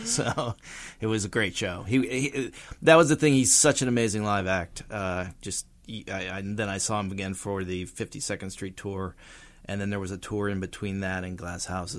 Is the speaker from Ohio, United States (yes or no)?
yes; Youngstown, Ohio, United States; I'm from Youngstown, Ohio, and it was a huge album there.